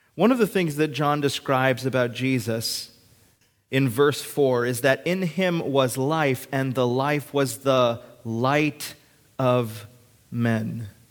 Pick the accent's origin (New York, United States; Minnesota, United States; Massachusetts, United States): Minnesota, United States; Hibbing; I was born on June twenty-fifth, nineteen ninety-two, in Hibbing, Minnesota, at the hospital there.